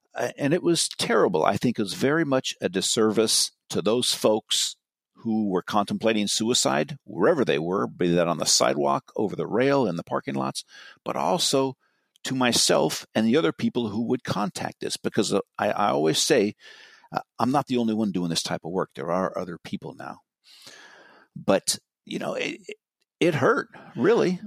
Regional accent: Marin County, California, United States; I'm from Marin

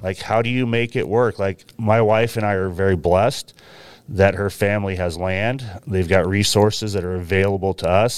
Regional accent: Willamette Valley, about forty miles southwest of Portland, Oregon, United States; moved away as an adult; now in Washington, United States; I grew up in the Willamette Valley on, I guess, what most people would call a hobby farm

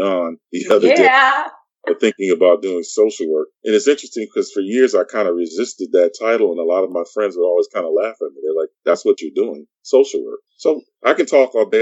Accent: Syracuse, New York, United States; moved away as an adult; now in Northern Virginia, United States; I'm originally from Syracuse, New York. So I'm an upstate New Yorker

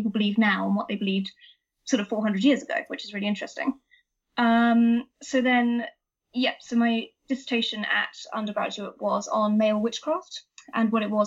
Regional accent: Wiltshire, South West England, United Kingdom; I grew up in Wiltshire, which, as probably many people know, is a very wild and wacky place that has a lot of folklore attached to it.

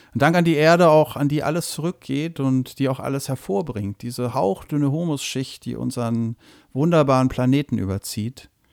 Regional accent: near Würzburg, Bavaria, Germany; moved away; wo ich aufgewachsen bin, nämlich bei Würzburg

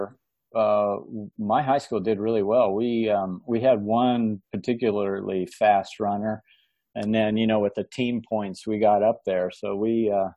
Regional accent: Horton, Kansas, United States; moved away as an adult; also born or lived in Norton, Kansas; I grew up in Kansas. Northeast, strangely enough, I was through the grade three. I lived in Norton, Kansas. And then after grade three, I moved across the state of Kansas to Horton, Kansas.

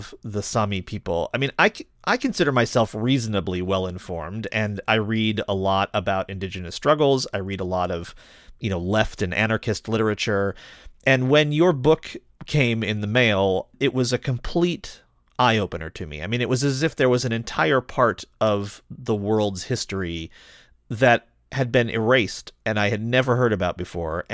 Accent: United States; As an American

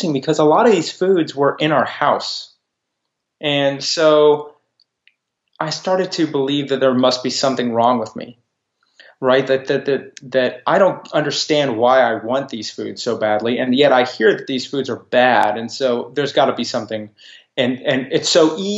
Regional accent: Texas, United States; I'm a Texan, and my family has been in Texas for a long time. I'm also a Jew. So I grew up with two cultures

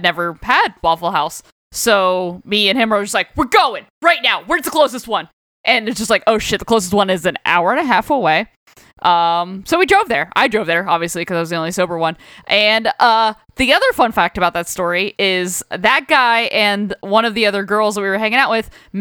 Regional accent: Florida, United States; I'm from Florida

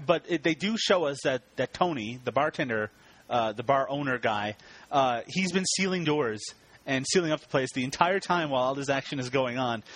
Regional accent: Canada; I'm Canadian

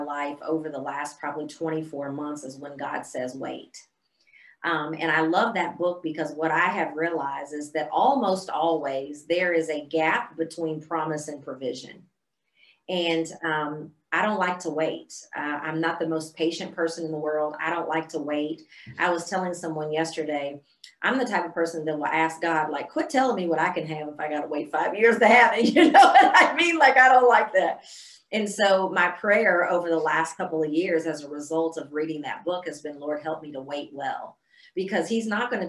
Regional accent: Central Illinois, United States; moved away as an adult; also born or lived in Mississippi; now in Texas, United States; I was born and raised in Central Illinois

